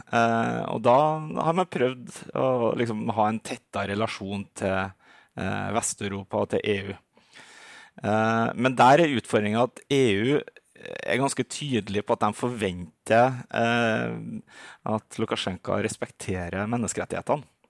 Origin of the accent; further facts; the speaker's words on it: Norway; also born or lived in Minsk, Belarus; som nordmann